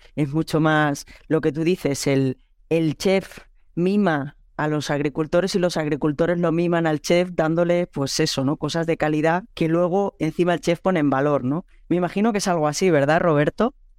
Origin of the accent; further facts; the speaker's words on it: Catalonia, Spain; moved away as an adult; also born or lived in Lleida; now in France; como buena catalana